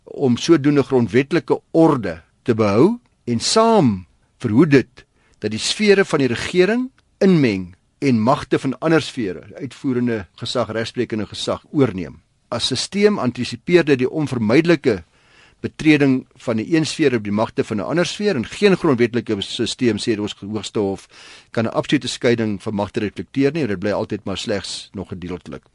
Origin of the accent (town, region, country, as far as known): South Africa